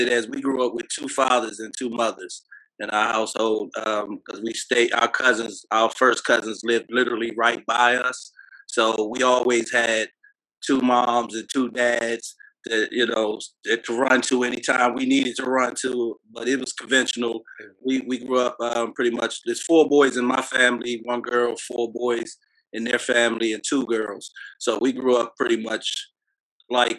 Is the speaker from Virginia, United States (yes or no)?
yes; Alexandria, Virginia, United States; I grew up in Virginia off the highway, Alexandria